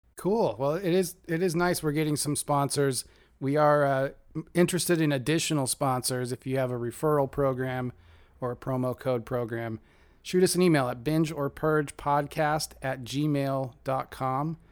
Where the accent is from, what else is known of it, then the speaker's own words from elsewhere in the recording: near Rainier, Oregon, United States; I grew up near the Trojan nuclear power plant in, uh, Rainier, Oregon, right across the river.